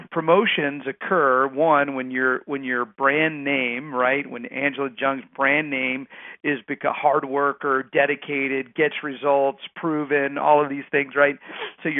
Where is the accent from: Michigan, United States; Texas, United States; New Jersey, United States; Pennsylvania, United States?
Texas, United States; moved away; I grew up in Texas